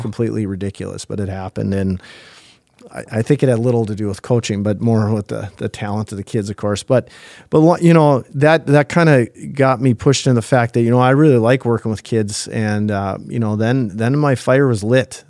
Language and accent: English; Thief River Falls, Minnesota, United States; I grew up in, in Thief River Falls